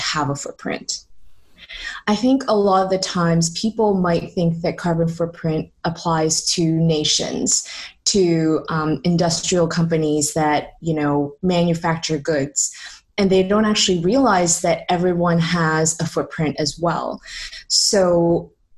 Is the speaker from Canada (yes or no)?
yes; Toronto, Ontario, Canada; moved away as an adult; also born or lived in San Francisco; now in London, United Kingdom; I was born and raised in Toronto.